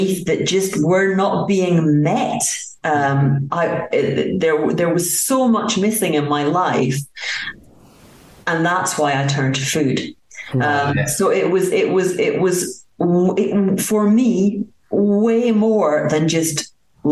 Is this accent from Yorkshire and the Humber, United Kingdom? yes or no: no; Aberdeen, Scotland, United Kingdom; moved away as an adult; also born or lived in United States; now in France; I was brought up in Aberdeen, Scotland, in a council area